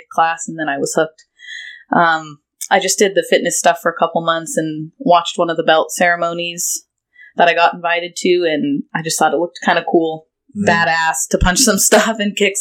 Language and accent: English; United States; moved away as an adult; also born or lived in San Luis Obispo; I grew up in Lake Tahoe area